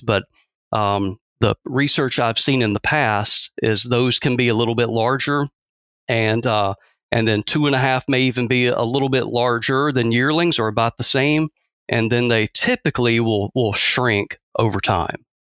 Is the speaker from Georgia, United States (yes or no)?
yes; Athens, Georgia, United States; moved away as an adult; also born or lived in South Texas; now in Mississippi, United States; born and raised in Georgia, or, uh, around Athens, Georgia